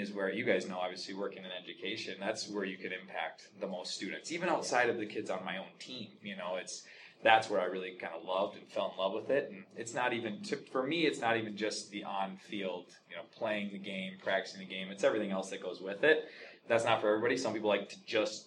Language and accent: English; Andover, Minnesota, United States; I'm from Andover, Minnesota, initially, so just down the road